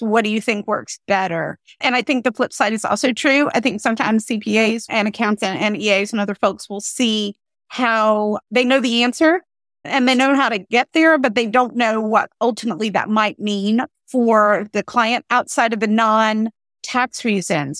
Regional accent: North Carolina, United States; moved away as an adult; also born or lived in Pennsylvania / Philadelphia / Southern New Jersey; I'm from North Carolina.

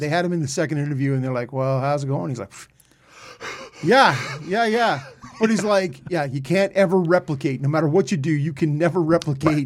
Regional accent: Peterborough, Ontario, Canada; I grew up in Peterborough with the Peets

